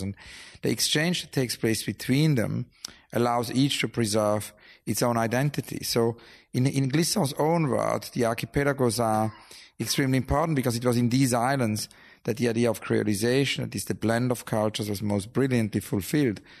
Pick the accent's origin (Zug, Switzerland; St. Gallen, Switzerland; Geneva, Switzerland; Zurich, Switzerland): St. Gallen, Switzerland; near; when I grew up in Switzerland